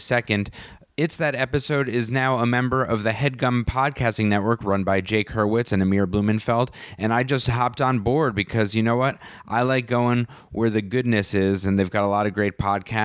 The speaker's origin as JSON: {"language": "English", "area": "Westchester", "region": "New York", "country": "United States", "moved": "yes", "said": "I'm from New York, from Westchester"}